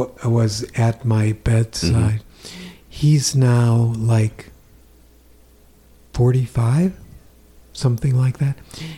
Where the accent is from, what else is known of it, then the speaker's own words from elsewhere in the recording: Rochester, Minnesota, United States; also born or lived in Fort Dodge, Iowa; We moved to Rochester, Minnesota when I was 7.